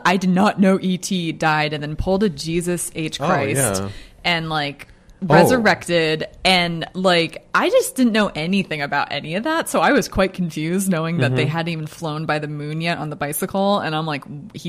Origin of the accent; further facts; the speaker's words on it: United States; I'm an American now. I was born here, but I feel like an American.